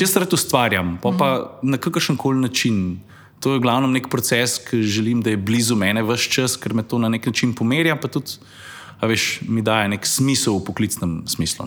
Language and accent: Slovenian; Lukovica, Central Slovenia, Slovenia; moved away as an adult; now in Styria, Slovenia; Jaz prihajam iz Lukovice, predomžalah. Tam sem živel prvih 30 let svojega življenja, potem sem se pa preselil na Štajersko, kjer sem še zdaj.